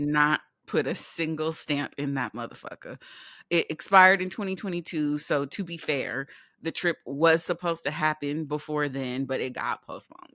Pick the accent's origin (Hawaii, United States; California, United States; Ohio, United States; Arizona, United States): California, United States; moved away; also born or lived in New York; we are from California, a place where the people are not kind, but they are nice